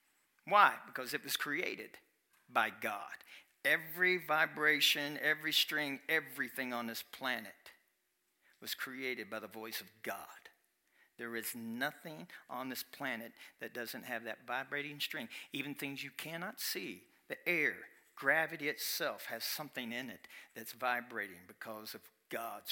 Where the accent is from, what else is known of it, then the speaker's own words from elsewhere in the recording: Kentucky, United States; I'm from Kentucky, and my English won't be.